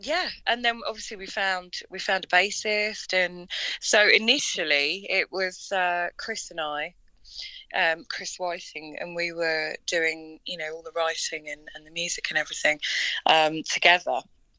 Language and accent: English; Tollesbury, East of England, United Kingdom; And then I'm from Tollesbury. So we're kind of spread about, but we all, get together in Colchester and do rehearsals.